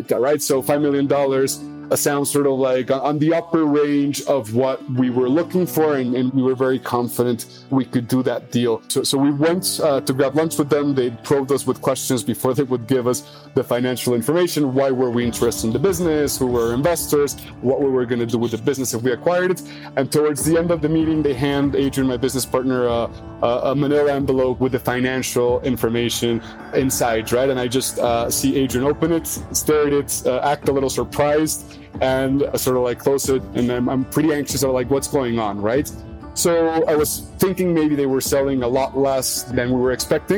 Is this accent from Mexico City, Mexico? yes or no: yes; Mexico City, Mexico; also born or lived in United States / South America; I was mostly raised in Mexico City